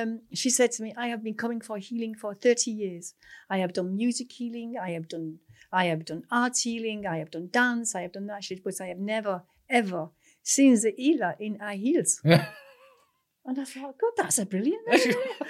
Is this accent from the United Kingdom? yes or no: yes; Manchester, North West England, United Kingdom; born there; Well, I was born in Manchester.